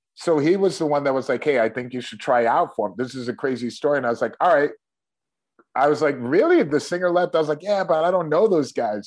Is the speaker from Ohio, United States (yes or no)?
yes; Shaker Heights, Ohio, United States; also born or lived in Cleveland; I was born in Cleveland and my parents moved to the suburbs of Cleveland an area uh-huh. called Shaker Heights